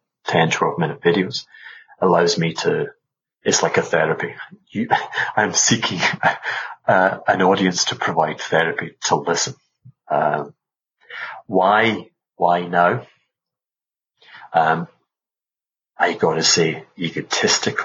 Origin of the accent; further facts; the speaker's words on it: Glasgow, Scotland, United Kingdom; moved away; also born or lived in Caribbean; They're from Glasgow. I'm from Glasgow